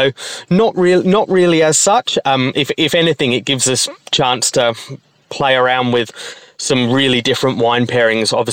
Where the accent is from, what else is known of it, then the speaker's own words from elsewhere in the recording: United Kingdom; moved away as an adult; also born or lived in Melbourne, Australia; now in Perth, Australia; I was born in the UK um, in a little little town just outside of about well 45 minutes outside of London um, was where I grew up